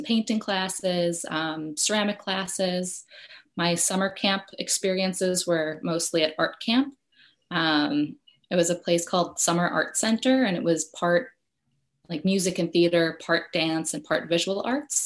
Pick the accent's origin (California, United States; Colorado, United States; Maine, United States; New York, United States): New York, United States; Westchester; I grew up in Westchester, New York, so like half an hour outside of New York City